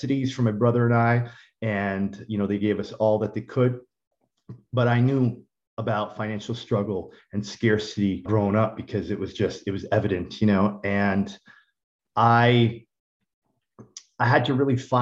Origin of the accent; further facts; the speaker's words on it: Toronto, Ontario, Canada; also born or lived in Miami; growing up in Scarborough